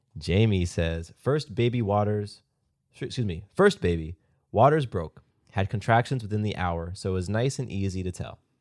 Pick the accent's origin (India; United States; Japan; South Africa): United States; the South; I'm from the South. I live in Georgia.